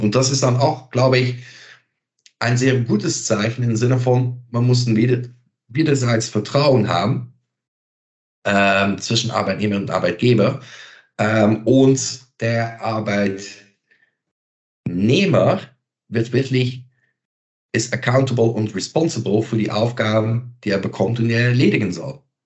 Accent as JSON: {"language": "German", "country": "Belgium", "second_language": "German", "moved": "yes", "said": "Ich bin Belgier"}